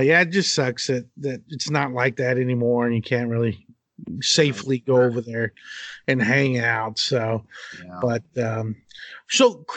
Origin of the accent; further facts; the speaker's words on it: Abilene, Texas, United States; also born or lived in Del Rio; I'm a West Texas boy, so right. I'm always back in Abilene